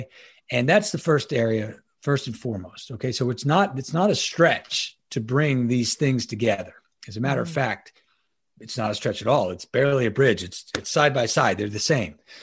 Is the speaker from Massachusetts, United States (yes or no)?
no; Long Island, New York, United States; moved away as an adult; also born or lived in Annapolis, Maryland; now in Ocean City, United States; I'm originally from New York. I'm um, uh, Long Island, New York, born and bred